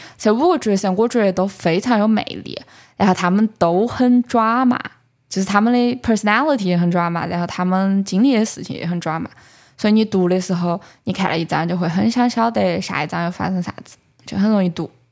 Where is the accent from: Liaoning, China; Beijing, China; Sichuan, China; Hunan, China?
Sichuan, China; Chengdu; accent: Chengdu dialect; 我们成都人